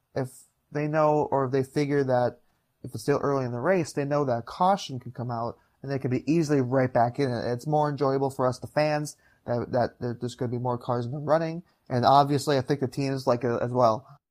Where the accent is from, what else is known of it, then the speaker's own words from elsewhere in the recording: Upper Peninsula of Michigan, United States; now in Green Bay, United States; born and raised in the Upper Peninsula of Michigan